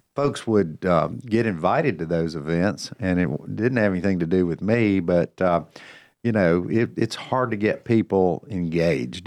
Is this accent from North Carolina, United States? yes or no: yes; Cornelius, North Carolina, United States; I knew it was my hometown. I, I have known folks through, uh, growing up here